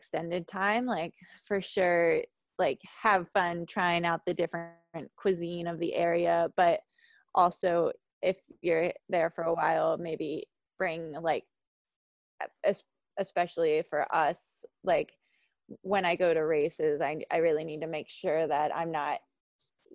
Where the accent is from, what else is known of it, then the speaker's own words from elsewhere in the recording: Hampstead, Maryland, United States; I grew up in Hampstead, Maryland